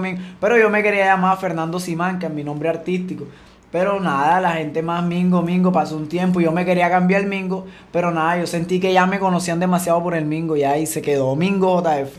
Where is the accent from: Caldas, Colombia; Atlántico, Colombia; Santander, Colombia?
Atlántico, Colombia; Sabanalarga; also born or lived in Venezuela / Cartagena, Colombia; Ya de Cartagena ahí comenzamos a crecer, a crecer. Cuando ya teníamos como, como 7, 8 años, nos vinimos aquí a Sabana